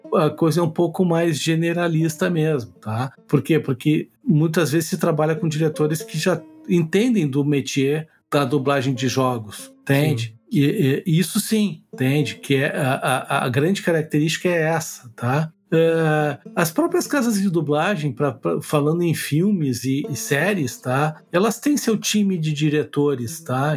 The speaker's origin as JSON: {"language": "Portuguese", "region": "Rio Grande do Sul", "country": "Brazil", "accent": "gaúcho"}